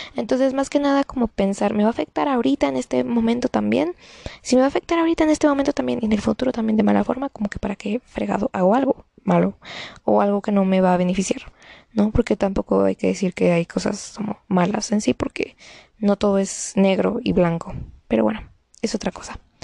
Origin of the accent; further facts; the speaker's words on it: Mexico; yo soy mexicana